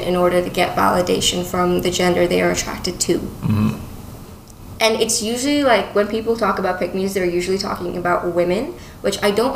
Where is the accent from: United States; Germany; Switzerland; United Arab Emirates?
United Arab Emirates; Dubai; also born or lived in United Kingdom; now in Toronto, Canada; growing up in Dubai